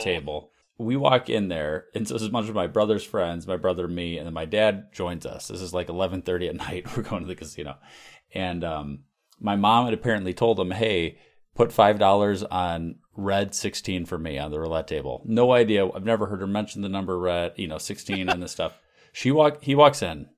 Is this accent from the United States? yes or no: yes; United States; as an American